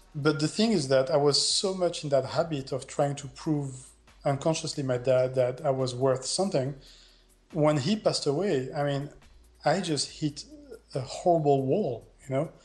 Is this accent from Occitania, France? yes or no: yes; Montpellier, Occitania, France; moved away as an adult; also born or lived in Netherlands; my hometown, you know, uh, Montpellier, South France